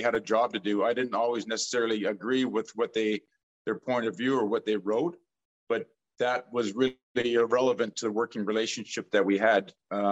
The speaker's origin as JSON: {"language": "English", "town": "Edmonton", "region": "Alberta", "country": "Canada", "tie": "born or raised there", "also_born_or_lived": "New York", "moved": "as an adult", "said": "I grew up in Edmonton, Alberta."}